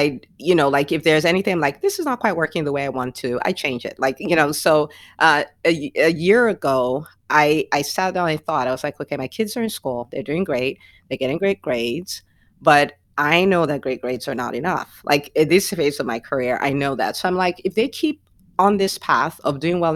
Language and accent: English; Nigeria; also born or lived in New Jersey; now in Atlanta, United States; I grew up in Nigeria where it's always hot.